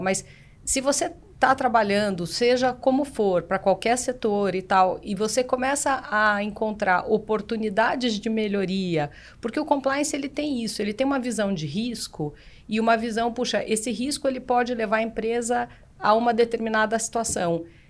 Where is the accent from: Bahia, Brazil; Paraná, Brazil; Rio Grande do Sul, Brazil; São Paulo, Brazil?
Paraná, Brazil; eu sou paranaense